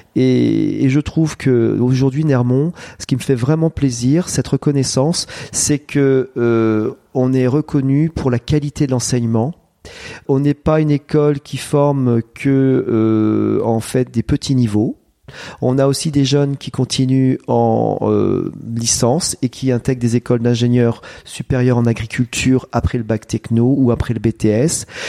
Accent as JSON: {"language": "French", "area": "Vauve", "region": "Centre-Val de Loire", "country": "France", "tie": "born or raised there", "said": "je suis né à Vauve. Hein, donc que je suis originaire de la région"}